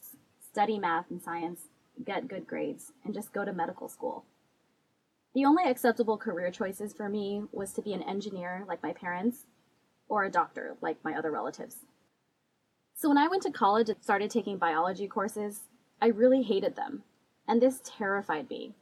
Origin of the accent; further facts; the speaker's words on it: California, United States; I was born and raised in California.